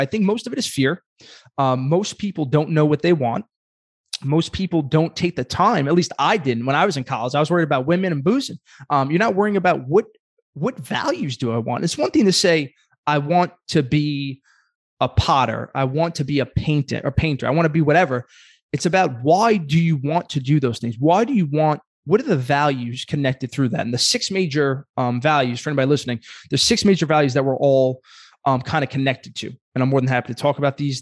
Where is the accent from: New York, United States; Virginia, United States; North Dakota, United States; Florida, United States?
New York, United States; Brooklyn; I'm a kid from Brooklyn.